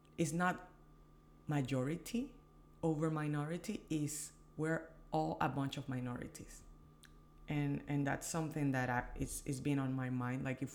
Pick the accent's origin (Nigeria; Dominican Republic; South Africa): Dominican Republic; moved away as an adult; also born or lived in Washington, D.C.; I was born in the Dominican Republic, born and raised